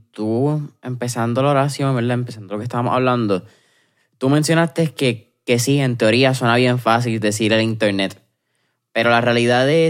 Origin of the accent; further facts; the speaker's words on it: Puerto Rico; Pero en Puerto Rico yo creo que María, y e-, eventualmente la pandemia nuevamente, nos dejó